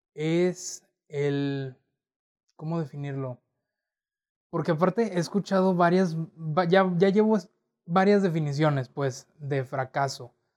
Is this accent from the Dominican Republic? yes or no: no; Torreón, Coahuila, Mexico; nacido, nacido y crecido en Torreón, Coahuila